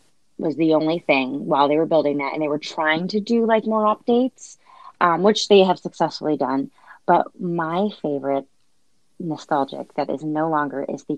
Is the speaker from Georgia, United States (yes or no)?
no; Orlando, Florida, United States; I grew up in Orlando-ish.